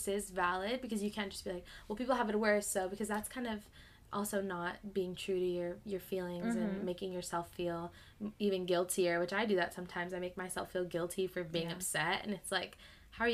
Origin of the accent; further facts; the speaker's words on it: Southern California, United States; growing up in Southern California, you really only come across, like, English and Spanish.